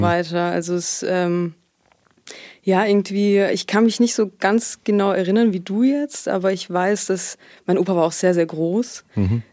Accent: Heilbronn, Baden-Württemberg, Germany; also born or lived in Sweden / Tübingen; ich komme aus Heilbronn auch, wenn man das so sagen kann. Also ich habe hier die meiste Zeit meines Lebens verbracht

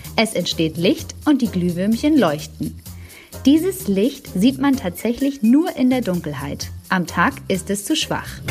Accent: Germany; Bei uns in Deutschland

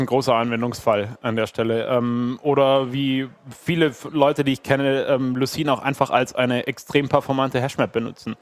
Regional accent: Berlin, Germany; ich komme aus Berlin

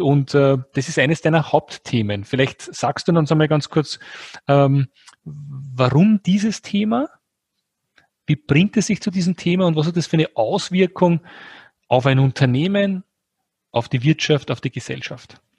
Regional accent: Austria; Wir sind beide Österreicher

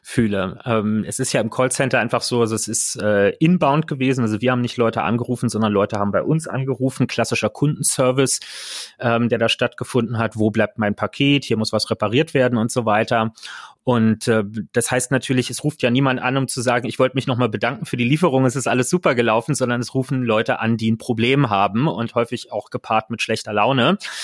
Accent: Berlin, Germany; Ich bin ein Kind des Berliner Südwestens ähm, und merke auch, wie sehr mich speziell diese Ecke der Stadt äh, prägt

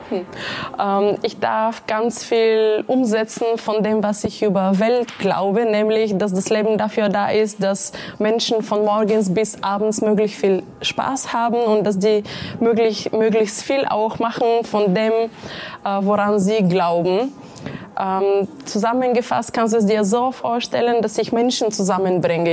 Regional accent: Bulgaria; moved away as an adult; now in Munich, Germany; aufgewachsen in Bulgarien. In München bin ich seit äh, gut 15 Jahren.

